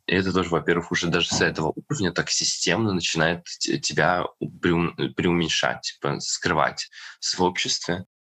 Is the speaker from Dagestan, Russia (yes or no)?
yes; Dagestan, Russia; moved away as an adult; now in Moscow, Russia; я сам родом из Дагестана, но живу последние несколько лет в э, Москве